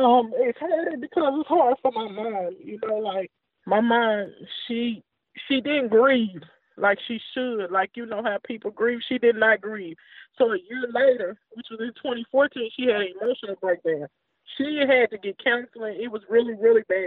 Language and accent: English; Indianapolis, Indiana, United States; now in Jackson, United States; We're actually from Indianapolis, Indiana.